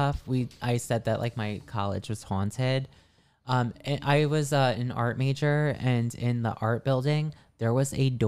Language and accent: English; Irvington, United States; growing up in Irvington, I mean, our house is pretty normal.